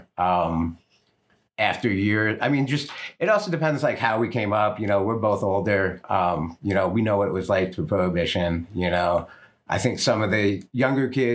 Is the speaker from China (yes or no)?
no; East Coast, United States; moved away as an adult; also born or lived in New York / New Jersey; I'm from the East Coast and like New York and Jersey and stuff. And I moved out here in the mid-90s